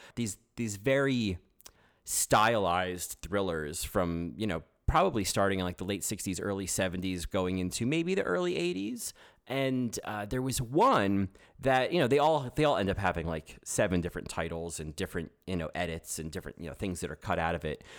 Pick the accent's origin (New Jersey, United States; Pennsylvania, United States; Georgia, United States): New Jersey, United States; accent: New Jersey; now in New York, United States; I'm not from Houston, I'm from New Jersey, and you could probably tell that from, uh, the fact that I sound like someone from New Jersey